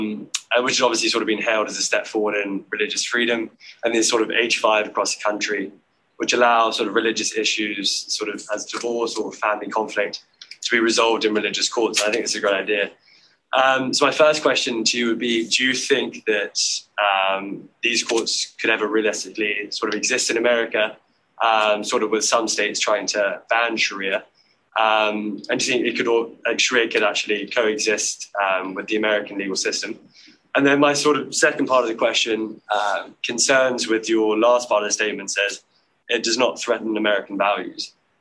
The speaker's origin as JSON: {"language": "English", "region": "London", "country": "United Kingdom", "moved": "yes", "said": "I'm from London, England."}